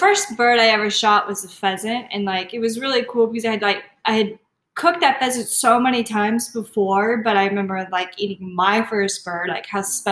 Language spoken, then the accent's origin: English; Texas, United States; I'm from Texas.